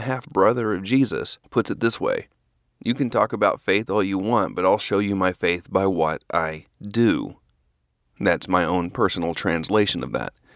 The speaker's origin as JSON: {"language": "English", "town": "Norman", "region": "Oklahoma", "country": "United States", "tie": "born or raised there", "also_born_or_lived": "Dallas, Texas", "moved": "as an adult", "said": "I grew up in Norman, Oklahoma."}